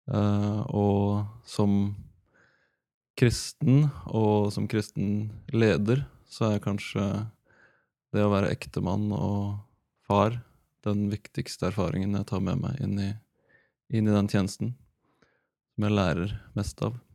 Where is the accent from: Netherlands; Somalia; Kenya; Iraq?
Kenya; 34 år, snart 35. Gift med Maria. Pappa til tre barn. Um, født og oppvokst i Kenya som misjonærbarn.